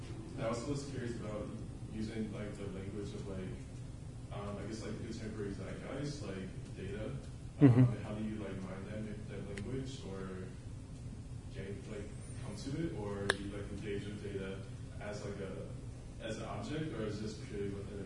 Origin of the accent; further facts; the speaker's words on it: Detroit, Michigan, United States; So I'm from Detroit